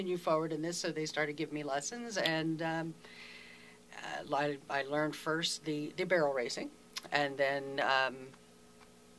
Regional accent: Falston, Maryland, United States; I was brought up in the same house that my dad was born in 85 years ago.

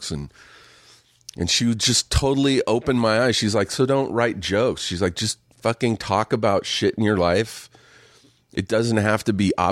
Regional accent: Riverside, California, United States; Where'd you grow up? Riverside, just an hour east of.

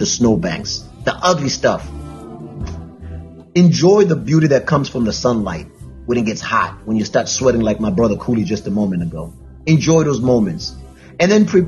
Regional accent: South Africa; now in Connecticut, United States; I'm South African

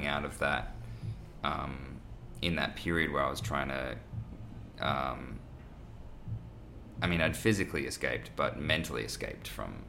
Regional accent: Australia; as an Australian male

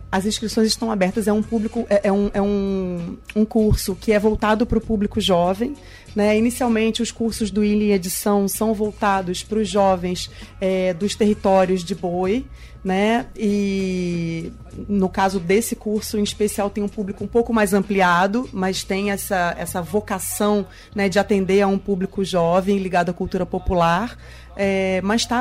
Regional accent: Rio de Janeiro, Brazil; a gente está fazendo uma modalidade intensiva porque eu sou do Rio, né?

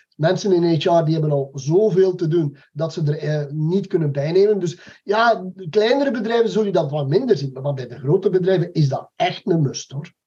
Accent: Belgium; wij zitten als Belgen

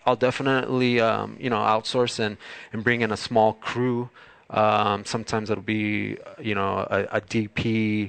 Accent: Bell, California, United States; moved away as an adult; now in Long Beach, United States; Bell's my hometown. I grew up there. I lived there from 1980 to 1999.

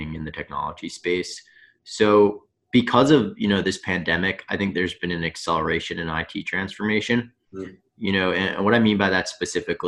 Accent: Long Island, New York, United States; I'm from Long Island

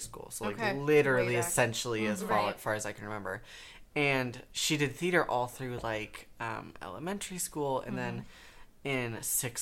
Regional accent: Dayton, Ohio, United States; I'm originally from Dayton, Ohio

